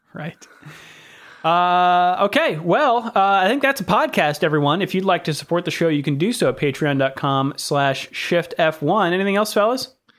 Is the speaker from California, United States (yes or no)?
yes; California, United States; accent: American; growing up in California, in, in America